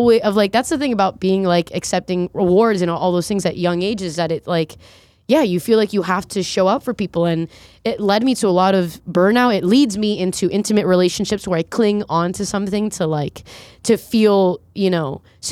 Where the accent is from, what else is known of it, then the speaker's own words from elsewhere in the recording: Fort Lauderdale, Florida, United States; also born or lived in Colombia; now in New York, United States; Yeah, I was born in Colombia, and then we immigrated here on like political immunity when I was three to South Florida.